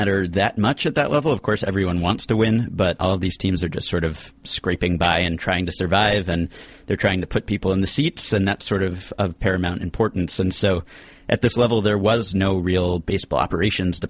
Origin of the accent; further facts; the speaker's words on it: New York, United States; as a New Yorker